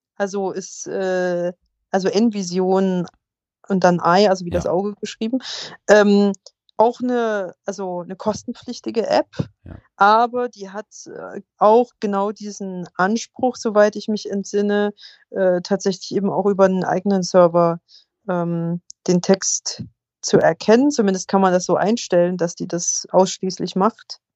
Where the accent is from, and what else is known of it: Germany